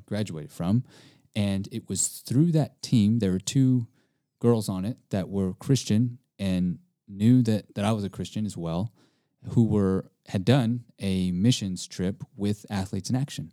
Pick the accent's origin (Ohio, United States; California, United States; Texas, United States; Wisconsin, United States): Texas, United States; East; also born or lived in Hawaii; being born Hawaiian, but also being Japanese and Italian, but growing up in Texas, uh, and I grew up with a lot of Mexicans.